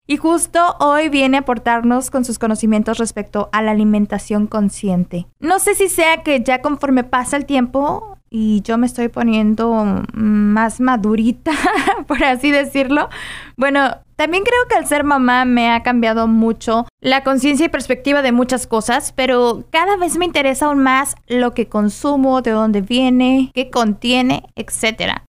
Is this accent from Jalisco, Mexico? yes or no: yes; Guadalajara, Jalisco, Mexico; soy de Guadalajara, Jalisco